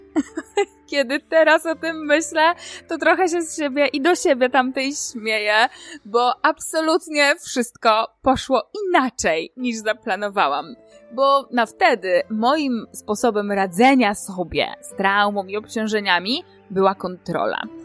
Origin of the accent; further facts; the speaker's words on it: Poland; urodziłam się i wychowałam w Polsce